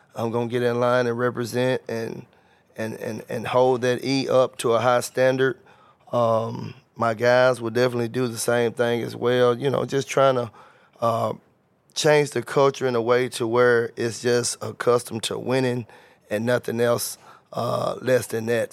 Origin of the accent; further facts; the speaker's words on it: Covington, Tennessee, United States; moved away as an adult; also born or lived in Memphis, Tennessee; I'm from Covington, Tennessee. Graduated from Covington, Tennessee